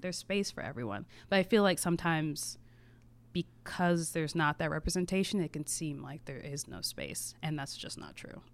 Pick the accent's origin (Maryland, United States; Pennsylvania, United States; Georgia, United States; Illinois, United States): Maryland, United States; Adelphi; also born or lived in Waldorf, Maryland; the first ten years were in Adelphi